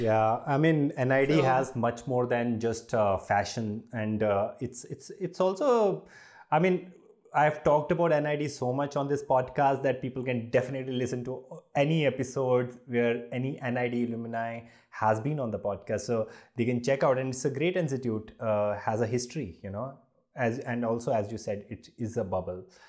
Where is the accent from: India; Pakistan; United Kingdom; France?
India; Jammu, Jammu and Kashmir; I'm from Jammu, and uh, for uh, people who are from smaller cities, a different kind of India we grew up